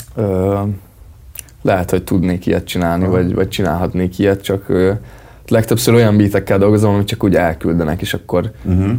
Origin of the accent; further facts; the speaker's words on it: Magyarhertelend, Baranya, Hungary; now in Pécs, Hungary; még oda vagyok bejelentve